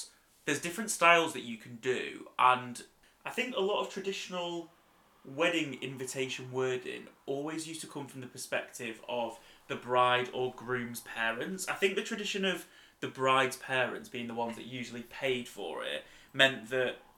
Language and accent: English; United Kingdom; we're very British